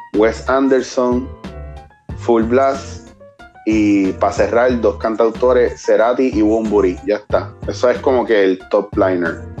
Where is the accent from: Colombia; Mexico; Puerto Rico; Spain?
Puerto Rico; nosotros como puertorriqueños